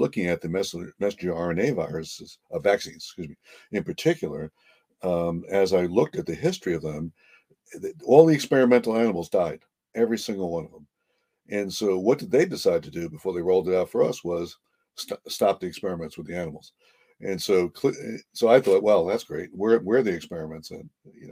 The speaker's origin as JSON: {"language": "English", "region": "New Jersey", "country": "United States", "moved": "yes", "lives_now": "Connecticut, United States", "said": "I'm from New Jersey"}